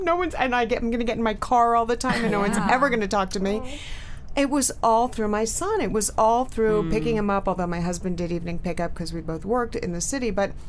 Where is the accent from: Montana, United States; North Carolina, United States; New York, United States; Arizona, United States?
New York, United States; moved away as an adult; now in New Jersey, United States; I am an Upper East Side girl, born and raised on the Upper East Side. Born and raised on the Upper East Side and went kicking and screaming to New Jersey when my son was in fourth grade.